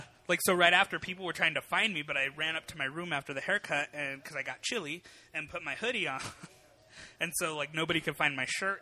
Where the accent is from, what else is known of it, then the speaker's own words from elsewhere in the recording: Colorado, United States; born and raised in Colorado